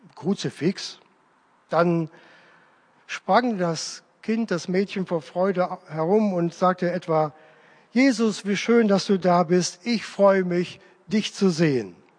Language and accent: German; Leverkusen, North Rhine-Westphalia, Germany; moved away; in meiner alten Heimatgemeinde in Leverkusen-Opladen